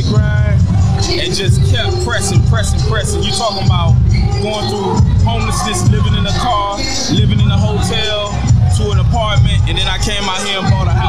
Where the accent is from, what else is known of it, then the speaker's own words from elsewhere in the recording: Dade and Broward, Florida, United States; now in Atlanta, United States; I'm originally from Dade and Broward. I'm out here in the ATL.